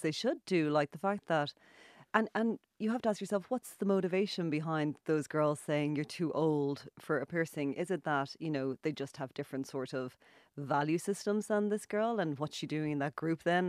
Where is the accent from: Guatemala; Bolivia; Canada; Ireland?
Ireland; also born or lived in Dublin; now in Galway, Ireland; I'm Irish